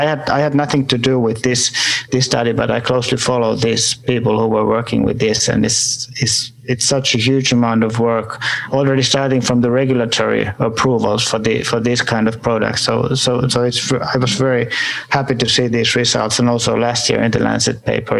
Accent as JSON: {"language": "English", "country": "Finland", "also_born_or_lived": "Berlin, Germany"}